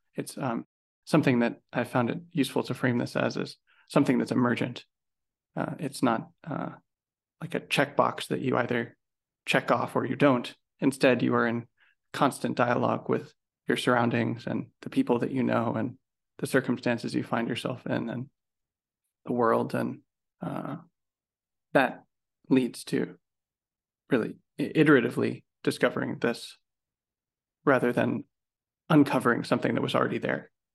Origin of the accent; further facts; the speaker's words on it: United States; as an American